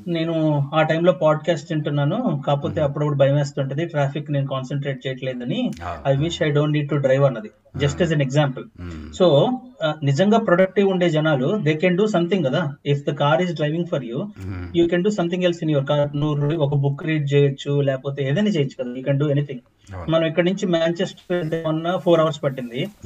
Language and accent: Telugu; India; accent: Indian; now in Scotland, United Kingdom; నా యాక్సెంట్ అంటే Indian accent